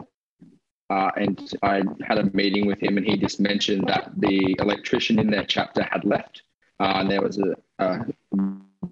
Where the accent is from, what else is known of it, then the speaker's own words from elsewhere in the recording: Brisbane, Queensland, Australia; I'm from Brisbane